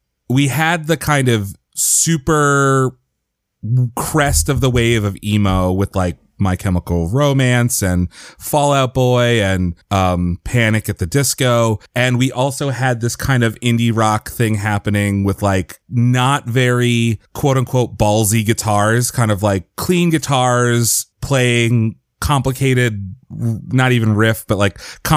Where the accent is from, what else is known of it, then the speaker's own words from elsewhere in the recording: Philadelphia, Pennsylvania, United States; I grew up in Philadelphia and I went to school in Boston and at Boston University.